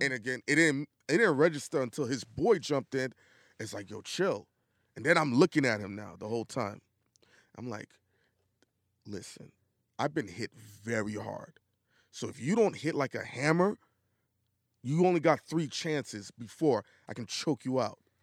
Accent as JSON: {"language": "English", "town": "New York City", "region": "New York", "country": "United States", "also_born_or_lived": "the South (US)", "said": "I'm from Brooklyn"}